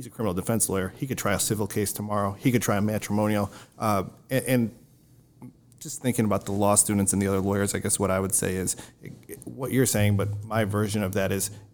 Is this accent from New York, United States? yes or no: yes; Wayne County, New York, United States; I grew up in Wayne County